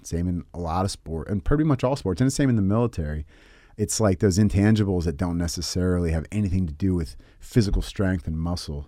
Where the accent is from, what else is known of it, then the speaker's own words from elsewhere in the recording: San Francisco Bay Area, California, United States; also born or lived in Tennessee; I grew up in the Bay Area, San Francisco Bay, but I was born in Tennessee.